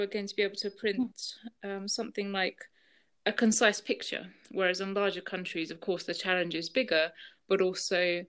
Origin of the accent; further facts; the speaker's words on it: United Kingdom; moved away as an adult; also born or lived in Russia; now in Andorra; with my parents, we moved over to the UK, where I then spent a good 23 years